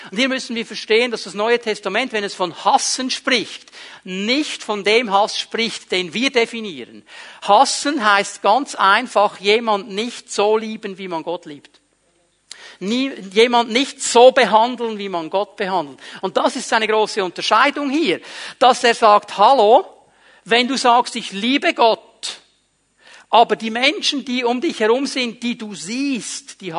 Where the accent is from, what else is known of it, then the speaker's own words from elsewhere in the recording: Switzerland; okay, die Engländer sind so, Klammer, das denken wir nur, zum Glück sind wir Schweizer nicht so, Klammer geschlossen.